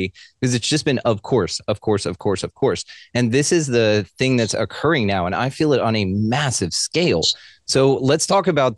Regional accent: the South, United States; my Southern ears

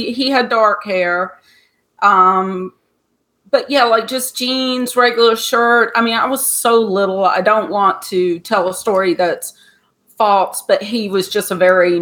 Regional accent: Georgia, United States; I grew up in Georgia

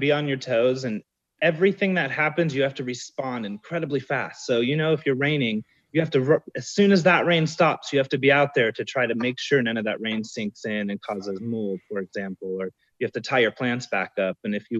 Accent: California, United States; now in Southern California, United States; I am not from Mendocino County. I'm from Central California.

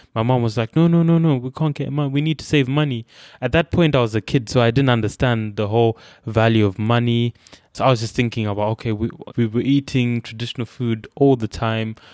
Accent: Bulawayo, Zimbabwe; moved away as an adult; also born or lived in Masvingo, Zimbabwe; now in United Kingdom; where I grew up in in Bulawayo

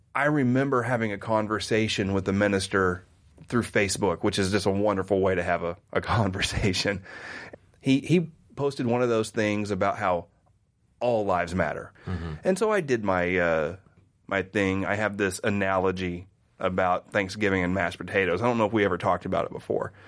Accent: Oklahoma, United States; I grew up in Oklahoma in the 80s

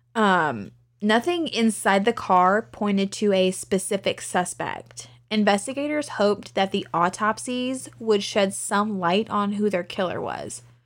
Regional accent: Lynchburg, Virginia, United States; my hometown of Lynchburg

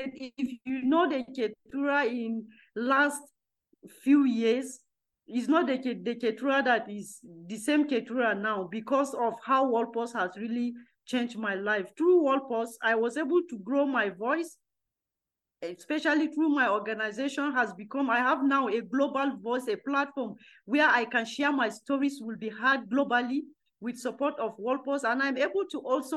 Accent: Nigeria; I am coming from Nigeria

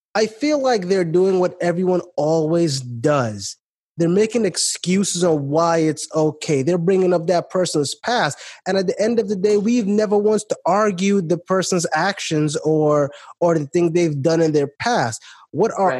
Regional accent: New York City, New York, United States; I grew up in Brooklyn. I grew up where the cops would would come around

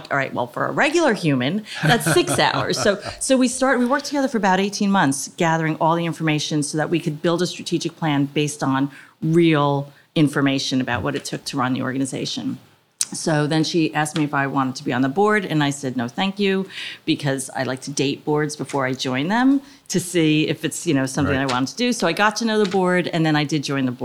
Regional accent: Edison, New Jersey, United States; now in Montgomery Township, United States; I grew up in Edison

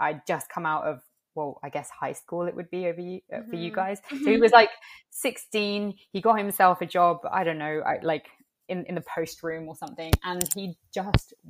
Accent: London, United Kingdom; also born or lived in Italy; growing up in the UK, there is not a lot of representation for, I guess, well, Indigenous peoples. There is a small Latinx community here in London, and I grew up in the Latinx

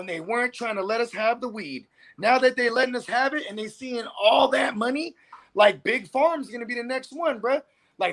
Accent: California, United States; we're from Cali, so it is just a way of life

